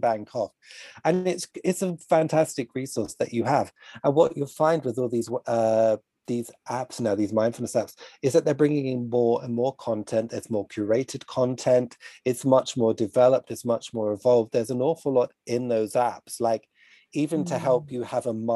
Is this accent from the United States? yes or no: no; United Kingdom; I'm British